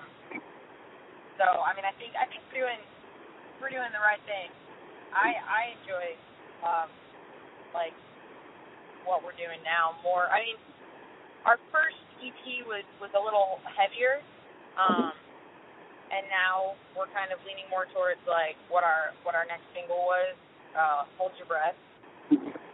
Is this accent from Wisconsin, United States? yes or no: no; Michigan, United States; moved away as an adult; now in Nashville, United States; I'm from Michigan, so I grew up in Michigan